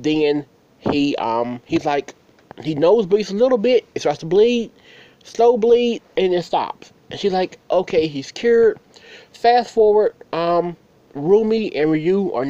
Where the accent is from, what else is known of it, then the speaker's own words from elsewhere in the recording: United States; I'm from the States